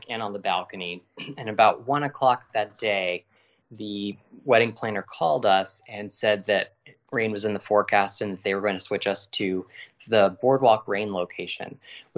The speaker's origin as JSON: {"language": "English", "region": "Virginia", "country": "United States", "said": "we're from Virginia"}